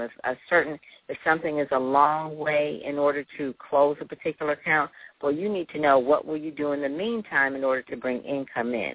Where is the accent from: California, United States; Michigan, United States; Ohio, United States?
Michigan, United States; Detroit; I'm from Detroit. Um, went to Detroit public schools and, you know, went to Cass Tech, uh, went to Wayne State